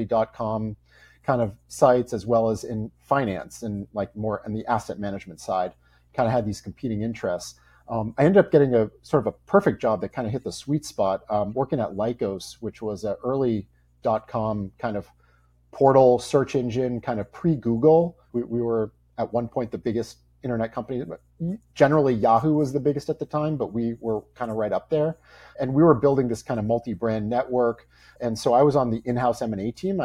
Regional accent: Boston, Massachusetts, United States; I grew up in the Boston area

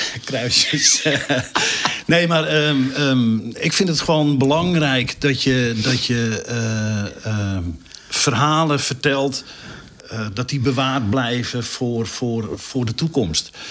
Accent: North Groningen, Netherlands; ik kom uit Noord-Groningen.

